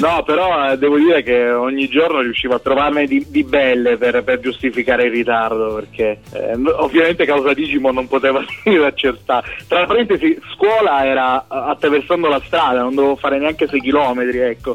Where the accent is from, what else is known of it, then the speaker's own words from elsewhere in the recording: province of Syracuse, Sicily, Italy; moved away as an adult; now in Turin, Italy; sono originario della provincia di Siracusa